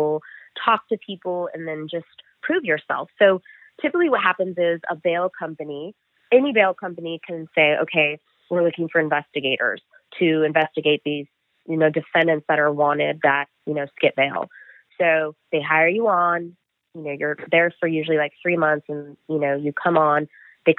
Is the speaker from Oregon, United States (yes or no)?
no; Stanislaus County, California, United States; moved away; also born or lived in San Diego; born and raised in Stanislaus County